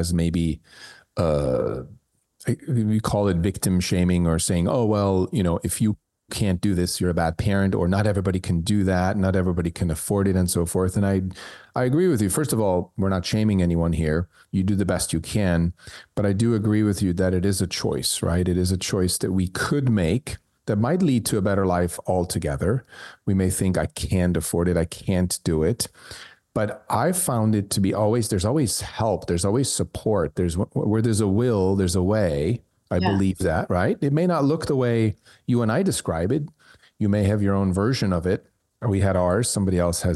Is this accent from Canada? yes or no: no; Switzerland; moved away; I grew up in Switzerland, and when I was a kid, there was no daycare, childcare.